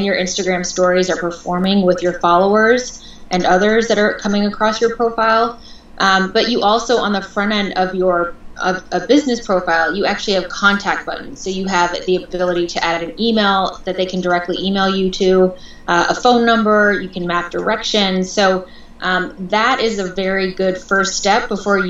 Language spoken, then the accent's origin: English; Portland, Oregon, United States; moved away as an adult; also born or lived in Seattle / Los Angeles; I was born and raised in Portland, Oregon